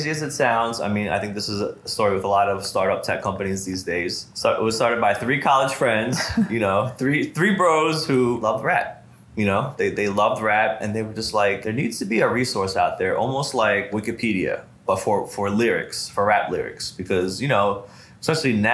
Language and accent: English; Compton, California, United States; born there; I was born in Compton.